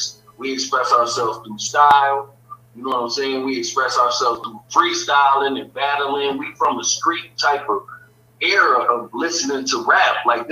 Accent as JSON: {"language": "English", "town": "Lansing", "region": "Michigan", "country": "United States", "said": "I'm from Lansing, Michigan"}